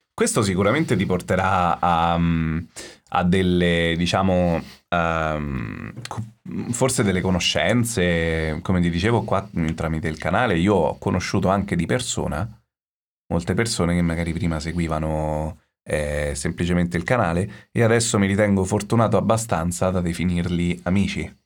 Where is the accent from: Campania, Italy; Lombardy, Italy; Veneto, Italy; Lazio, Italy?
Lazio, Italy; Rome; sono romano